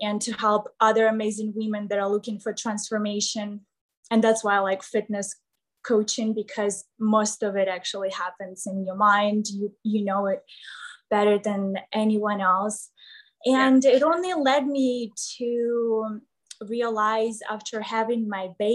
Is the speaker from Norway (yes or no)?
no; Kryvyi Rih, Dnipropetrovsk Oblast, Ukraine; English is a second language; moved away as an adult; also born or lived in Kyiv, Ukraine / Texas, United States; now in Las Vegas, United States; I left my home when I was about 15 years old. I started living on the other side of town because I'm from Krivoy Rog